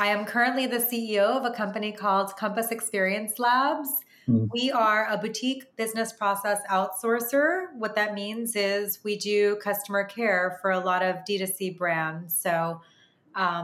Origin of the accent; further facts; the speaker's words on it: Long Island, New York, United States; moved away as an adult; also born or lived in Washington, D.C.; I grew up in Long Island